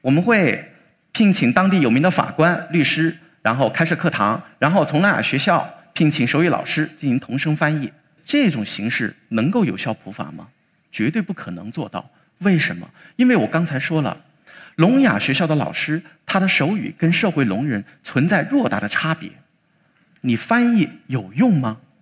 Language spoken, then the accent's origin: Chinese; Chongqing, China; 我都会跑到我们重庆的解放碑和朝天门那个地方去